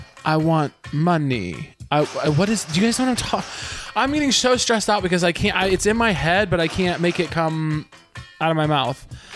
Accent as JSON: {"language": "English", "region": "Missouri", "country": "United States", "said": "Honey, I'm from Missouri."}